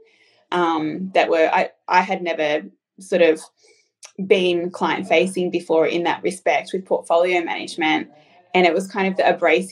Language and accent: English; Nowra, New South Wales, Australia; also born or lived in Newcastle, New South Wales; now in Melbourne, Australia; Nowra, which is my hometown in New South Wales